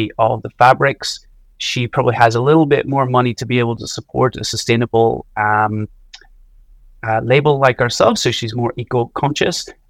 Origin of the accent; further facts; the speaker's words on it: Donegal, Ulster, Ireland; I'm from Donegal in the northwest of Ireland